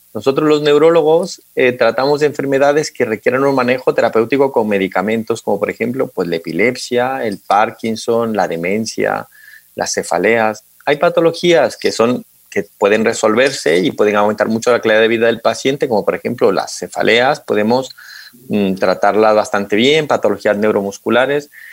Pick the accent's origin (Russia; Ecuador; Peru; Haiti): Ecuador; moved away as an adult; also born or lived in Santiago, Chile; now in Madrid, Spain; Y yo pues nací en Santiago de Chile porque mi madre es chilena, pero nos mudamos a Ecuador al poco tiempo de nacer porque mi papá es ecuatoriano y estudié en Ecuador toda mi, vida escolar, secundaria y también la universitaria en la Universidad Central del Ecuador